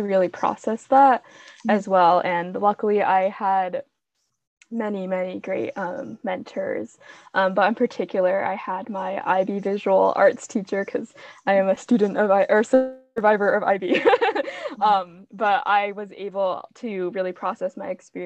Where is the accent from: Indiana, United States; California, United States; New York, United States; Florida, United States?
New York, United States; Long Island; moved away as an adult; also born or lived in Fengcheng, Jiangxi, China; now in Bryn Mawr, United States; Long Island, New York. So my hometown was very, very, it was predominantly white people